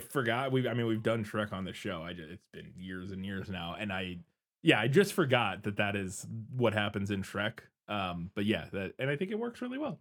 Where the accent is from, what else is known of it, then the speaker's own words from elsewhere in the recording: Midwest, United States; I'm from the Midwest. We eat weird stuff sometimes